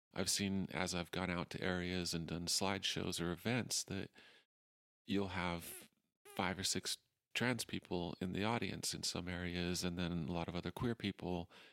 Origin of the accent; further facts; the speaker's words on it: Utah, United States; moved away as an adult; also born or lived in Portland, Oregon / Moab, Utah / Salt Lake Valley / Ogden; I grew up in Utah